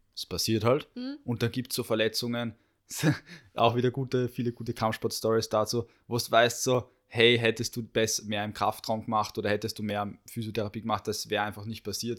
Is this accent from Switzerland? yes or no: no; Austria; bei uns in Österreich